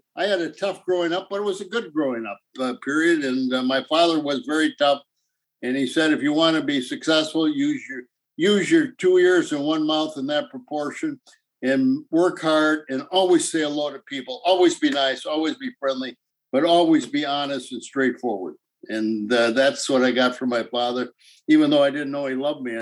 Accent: Elroy, Wisconsin, United States; growing up in a small town, everybody has to work

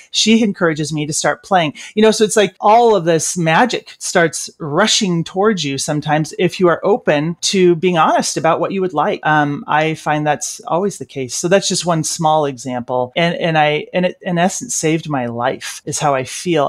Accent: Olympia, Washington, United States; I grew up in Olympia

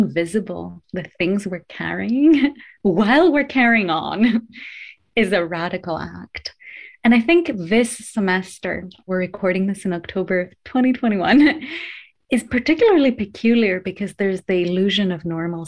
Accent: Greece; moved away as an adult; also born or lived in United States; now in United Kingdom; born and raised in Greece before I went to the US for my higher education

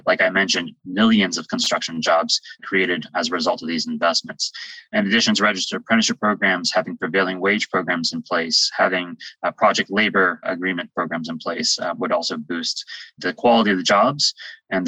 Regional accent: West Virginia, United States; I'm from West Virginia

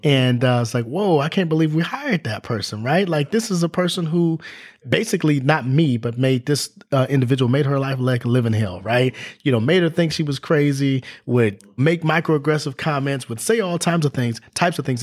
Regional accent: Los Angeles, California, United States; moved away as an adult; also born or lived in Orange County, California / West Virginia / Tennessee; I grew up in Los Angeles and went to school in Orange County

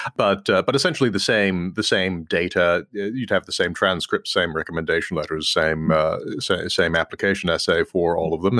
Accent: Claremont, California, United States; moved away as an adult; also born or lived in Texas / New York; now in Washington, D.C., United States; we moved to California, and I grew up mostly in California

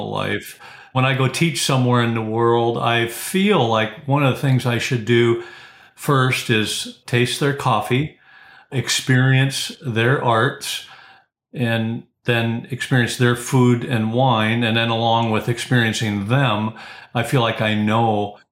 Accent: South Dakota, United States; I grew up in South Dakota

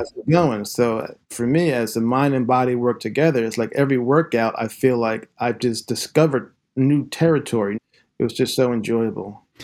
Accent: Glen Mills, Pennsylvania, United States; also born or lived in Philadelphia; I grew up in Pennsylvania, Southeastern Pennsylvania, born in Philadelphia. And then right before I turned three, my family moved out to a small town in the western suburbs called Glen Mills

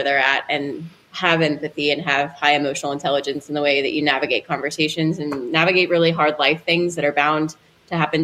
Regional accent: Louisville, Kentucky, United States; I grew up in Louisville

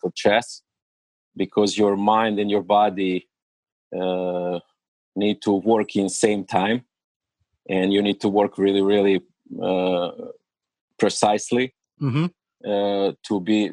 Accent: Belgrade, Serbia; English is a second language; moved away as an adult; now in United States; I am original from Serbia

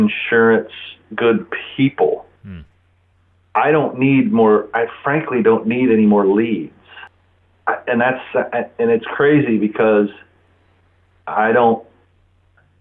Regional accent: Gainesville, Florida, United States; I was born and raised here in Gainesville

